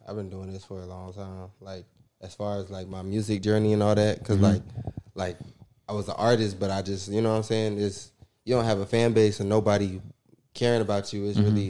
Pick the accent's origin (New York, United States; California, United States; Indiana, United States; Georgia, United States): Georgia, United States; North Side; also born or lived in Democratic Republic of the Congo; Nah, I'm from the North Side, not Atlanta.